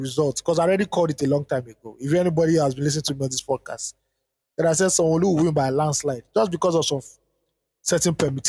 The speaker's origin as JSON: {"language": "English", "region": "Edo", "country": "Nigeria", "tie": "born or raised there", "said": "When I'm asked, I tell whoever asks that I'm from Benin Kingdom in Nigeria."}